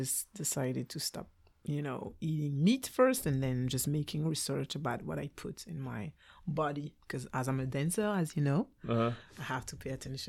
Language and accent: English; Belgium; English is a second language; born and raised in Belgium, like... Mm-hmm. It's nothing new for me to be African or neither Caribbean. So I am African every day.